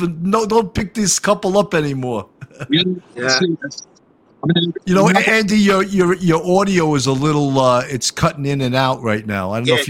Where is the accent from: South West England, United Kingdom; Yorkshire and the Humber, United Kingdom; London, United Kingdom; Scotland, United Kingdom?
London, United Kingdom; accent: London; I started out with a little bit of my London accent, but it wasn't working too good, so I abandoned it rather quickly.